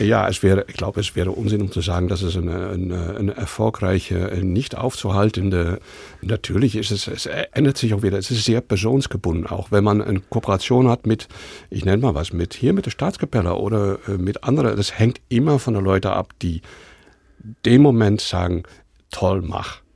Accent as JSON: {"language": "German", "country": "Netherlands", "also_born_or_lived": "Amsterdam", "second_language": "German", "moved": "yes", "said": "als Holländer"}